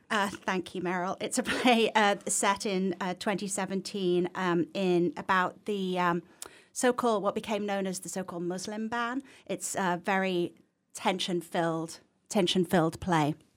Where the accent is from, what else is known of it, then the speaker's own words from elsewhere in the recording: Leeds, Yorkshire and the Humber, United Kingdom; accent: English; moved away as an adult; also born or lived in Massachusetts; now in Northampton, United States; I'm from the north of England originally.